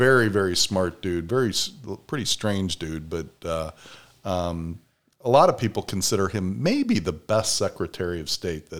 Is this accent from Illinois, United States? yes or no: yes; Chicago, Illinois, United States; because I grew up in Chicago